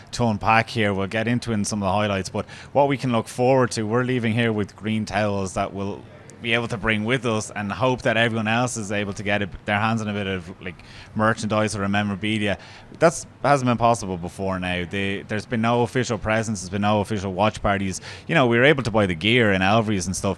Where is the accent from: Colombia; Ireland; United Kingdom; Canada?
Ireland; us as Irish people